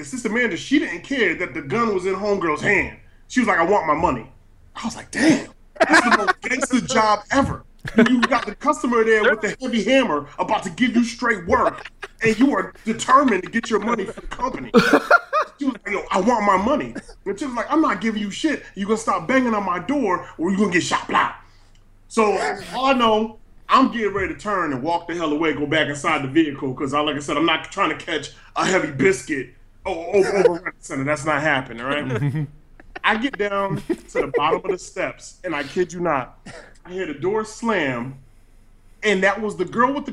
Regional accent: Stratford, Connecticut, United States; I'm actually from Stratford, Connecticut

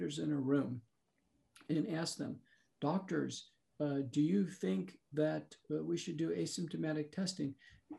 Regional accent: United States; as an American

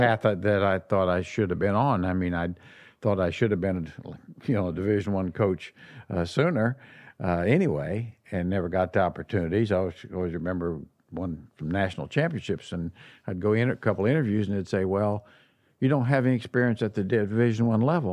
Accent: Midwest, United States; moved away; being a Midwesterner

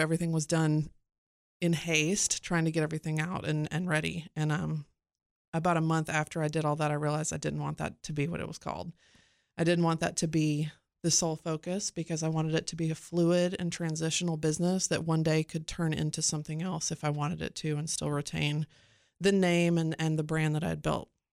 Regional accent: Cookeville, Tennessee, United States; moved away as an adult; also born or lived in Phoenix / Florida; both my husband and I grew up here in Cookville

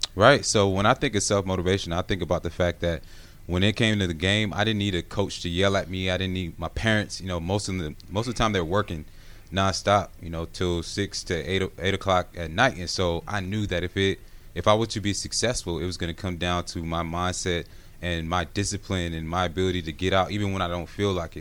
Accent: Gwinnett, Georgia, United States; growing up in Gwinnett, going to Brookwood House, uh, High School

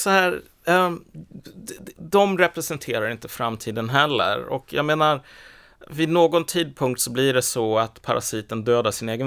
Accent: Iraq; den här personen, han kommer från Kurdistan och jag kommer från Irak, vi är samma sak.

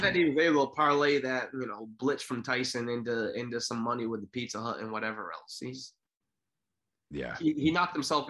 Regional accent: New England, United States; I'm from a person who was born and raised in New England.

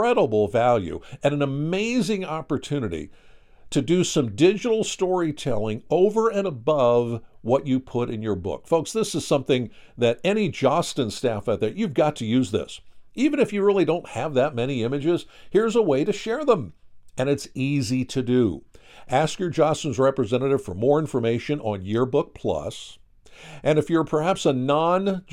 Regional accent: Pennsylvania, United States; now I'm from Pennsylvania

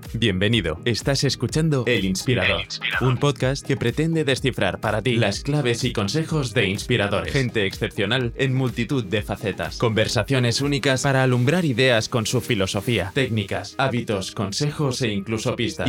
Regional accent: Burgos, Castile and León, Spain; moved away as an adult; now in Madrid, Spain; inicialmente en Burgos, que yo, yo, soy burgalés y estudié hasta tercero de carrera allí, y luego ya me vine aquí a Madrid

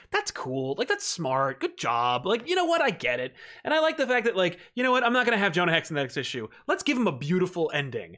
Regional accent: New Jersey, United States; I'm from Jersey

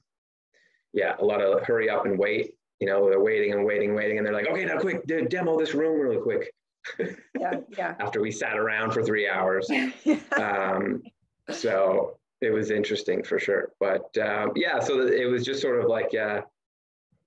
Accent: Canada; moved away as an adult; also born or lived in Ontario, Canada; now in Belize; I'm Canadian

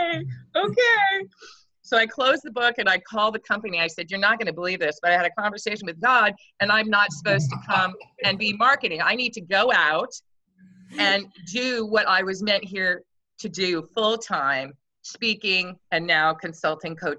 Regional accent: Grays Harbor, Washington, United States; moved away as an adult; now in California, United States; I was born and raised in Washington State.

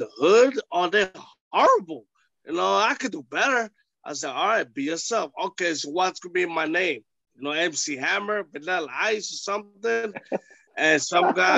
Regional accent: New York City, New York, United States; I beat him at Ring of Honor in New York City because it was my hometown.

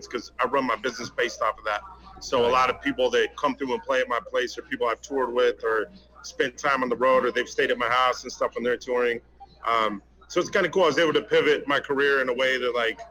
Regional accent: New Mexico, United States; now in Arizona, United States; I grew up in Galveston, New Mexico

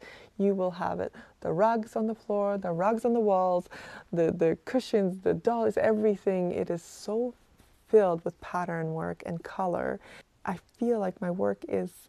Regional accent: Kazakhstan; now in Canada; I was born and raised in Kazakhstan

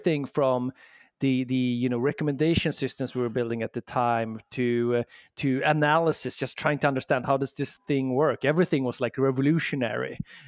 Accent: Sweden; accent: Swedish; English is a second language; moved away as an adult; now in San Francisco, United States; I'm from Sweden originally, hence the accent, but I've been in the San Francisco and the Bay Area now for 7 years.

